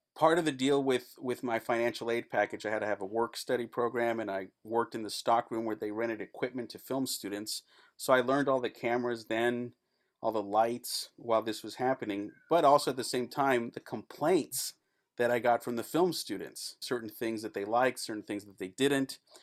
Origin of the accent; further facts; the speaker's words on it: El Paso, Texas, United States; moved away as an adult; also born or lived in Los Angeles; I'm from El Paso. That stuff happens in my backyard all the time